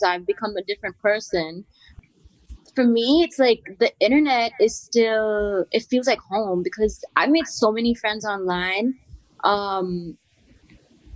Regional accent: India; moved away as an adult; also born or lived in New York; now in Berlin, Germany; growing up in India.

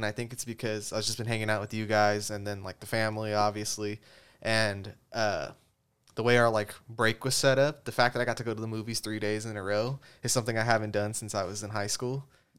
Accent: California, United States; We're from California, so obviously we see that a little bit differently

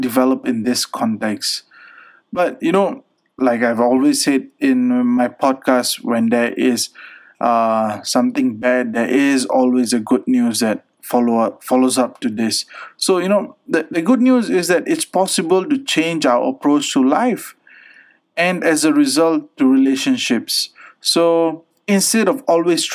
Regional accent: Pakistan; being a Pakistani

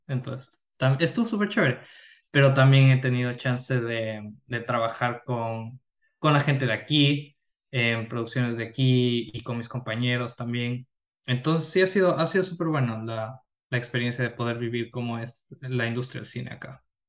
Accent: Quito, Pichincha, Ecuador; now in Germany; yo soy de Ecuador, de la ciudad de Quito, de la capital. Eh, nací ahí, crecí ahí, toda mi vida estuve ahí

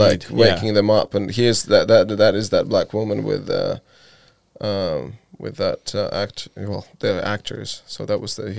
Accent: Latvia; moved away; I moved away from Latvia, not because I was not happy.

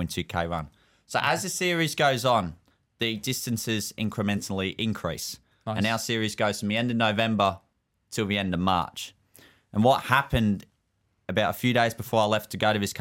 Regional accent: Melbourne, Victoria, Australia; accent: Aussie, partly British

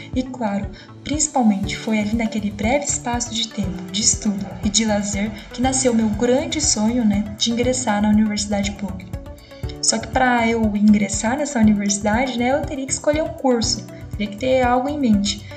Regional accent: Ortigueira, Paraná, Brazil; localizada no interior do Paraná, chamada Ortigueira, que foi onde eu nasci e cresci durante todo o período da minha vida

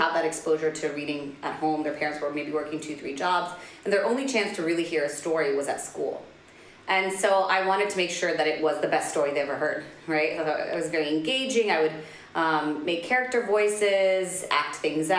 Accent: Washington, District of Columbia, United States; moved away as an adult; also born or lived in Spain; now in Dubai, United Arab Emirates; I'm Palestinian American, so born and raised right in the U.S. capital of Washington, D.C.

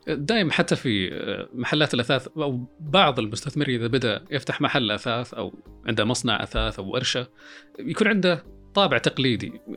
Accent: Saudi Arabia; عندنا في السعوديه

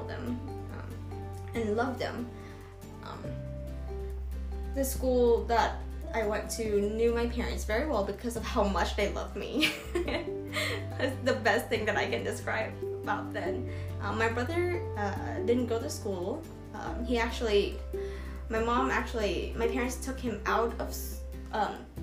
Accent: Vietnam; English is a second language; moved away; I was born in Vietnam in 1997

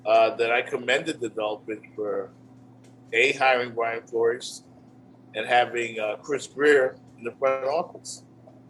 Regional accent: Bahamas; moved away; Growing up in the Bahamas, man, where I'm originally from

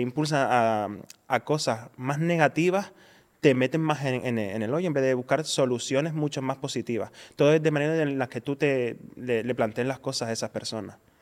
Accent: Spain

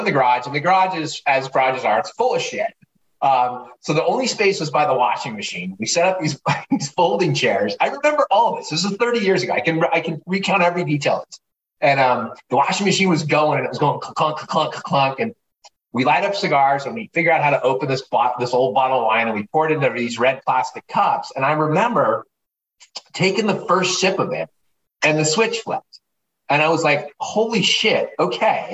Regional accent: Southern California, United States; growing up in Southern California, punk rock skateboard kid

